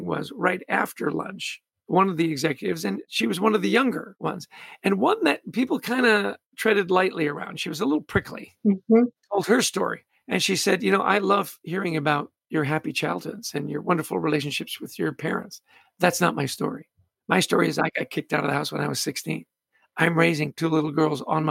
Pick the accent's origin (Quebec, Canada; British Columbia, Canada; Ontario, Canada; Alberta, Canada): British Columbia, Canada; Vancouver; I was born in Canada, grew up in Vancouver.